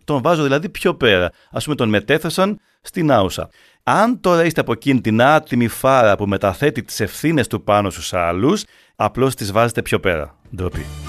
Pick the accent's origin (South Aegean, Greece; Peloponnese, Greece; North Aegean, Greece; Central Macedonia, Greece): Peloponnese, Greece; Arcadia; Στο χωριό μου στην Αρκαδία